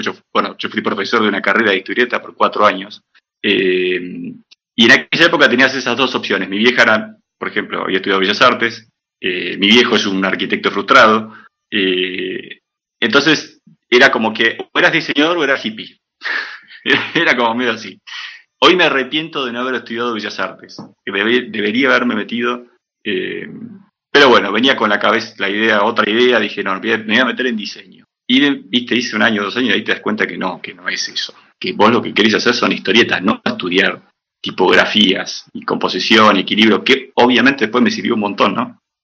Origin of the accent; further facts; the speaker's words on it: Viedma, Río Negro, Argentina; moved away as an adult; also born or lived in El Bolsón, Río Negro / Buenos Aires / Sapporo, Japan; now in Brazil; yo nací en el Bolsón Río Negro, en el año 80, eh, y viví casi 10 años ahí, mi viejo vive ahí todavía. Eh, y en el 90, 90, 89, 90, nos mudamos